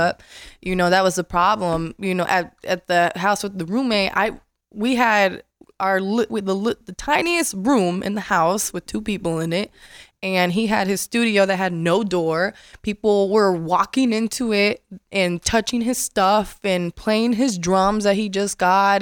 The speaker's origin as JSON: {"language": "English", "town": "Las Vegas", "region": "Nevada", "country": "United States", "tie": "born or raised there", "also_born_or_lived": "Florida", "moved": "as an adult", "said": "moved to Vegas, and I'm from Vegas. I'm born and raised"}